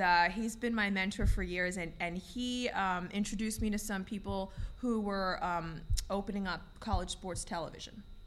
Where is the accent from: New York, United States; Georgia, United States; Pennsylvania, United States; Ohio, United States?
New York, United States; New York City; I'm a Bronx kid. I grew up in the Bronx